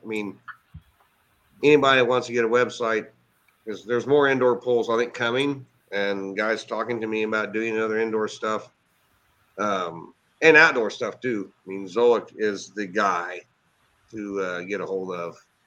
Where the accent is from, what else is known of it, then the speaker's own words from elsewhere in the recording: Cowden, Illinois, United States; now in Effingham, United States; I'm actually from Cowden, which is okay. about 25 miles northwest of here